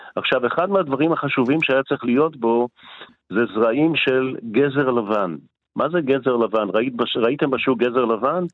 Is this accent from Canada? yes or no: no; Morocco; now in Israel; אני בא ממרוקו